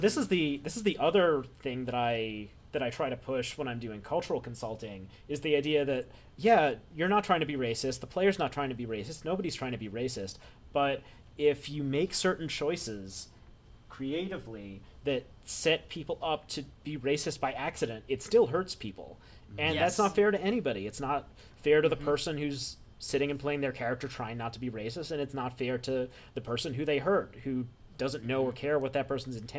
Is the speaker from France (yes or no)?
no; Philippines; I've done it before, and I'm not Chinese, I'm Filipino.